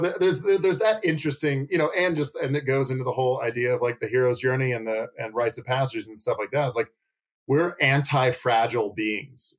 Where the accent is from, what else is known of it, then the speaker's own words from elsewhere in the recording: Nashville, Tennessee, United States; now in Asheville, United States; growing up in Nashville, which is a significantly bigger city, we only had one consistent comic shop